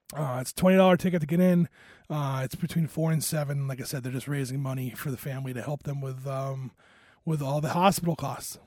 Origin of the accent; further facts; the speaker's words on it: Rhode Island, United States; moved away; Rhode Island in the hometown that I'm from